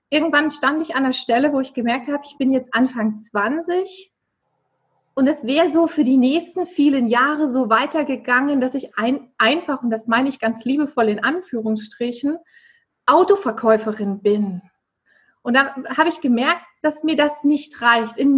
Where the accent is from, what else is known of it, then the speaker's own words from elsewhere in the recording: Erfurt, Thuringia, Germany; Genau, also ich komme aus der Landeshauptstadt von Thüringen, wie du es ja so schön schon angekündigt hast, aus Erfurt mich hat es nur in der Ausbildung mal und im Studium mal ähm, von Erfurt weggezogen.